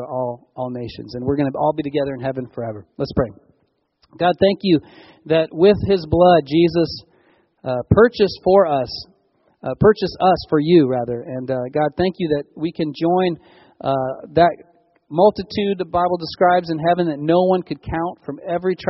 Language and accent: English; California, United States; As Californians